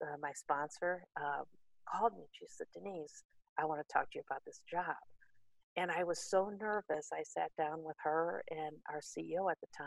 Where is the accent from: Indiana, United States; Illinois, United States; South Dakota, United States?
Indiana, United States; Gary; I grew up in Gary, Indiana